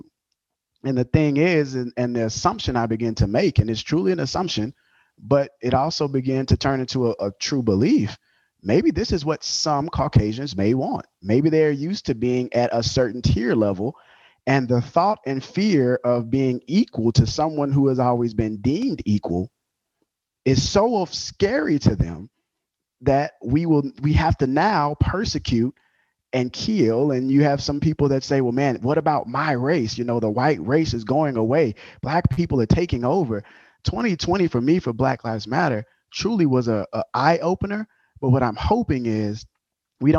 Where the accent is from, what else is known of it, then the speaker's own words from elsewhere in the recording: Louisiana, United States; Growing up in the South in Louisiana, especially in the country, what they call Bayou Land